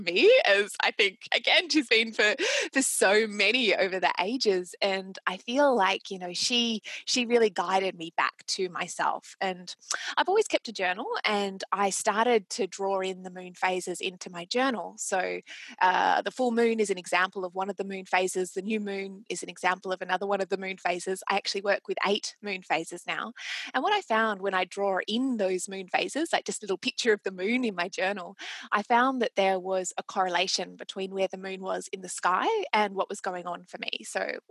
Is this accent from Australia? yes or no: yes; Australia; accent: Australian; And I'm Australian, as you can probably tell from my accent